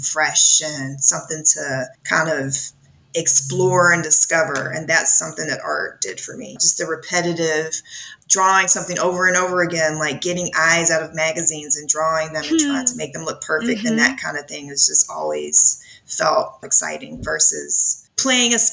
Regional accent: 8 or 9 miles from just south of Atlanta, Georgia, United States; I live just south of Atlanta, and I grew up maybe 8 or 9 miles from here in a like rural suburban community

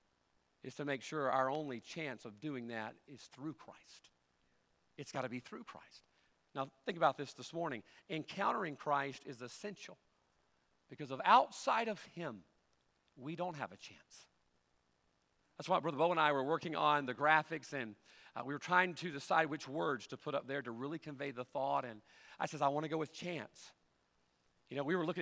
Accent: United States; I'm an American

